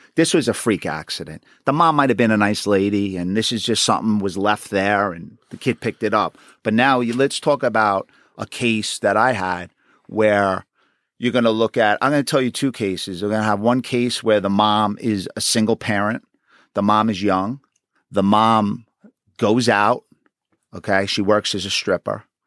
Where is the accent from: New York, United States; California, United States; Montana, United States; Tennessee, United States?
New York, United States; New York City; I was born and raised in Queens.